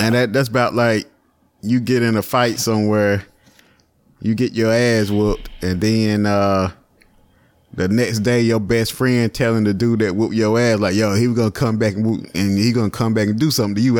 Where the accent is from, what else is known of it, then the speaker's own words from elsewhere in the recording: Virginia, United States; I'm from Virginia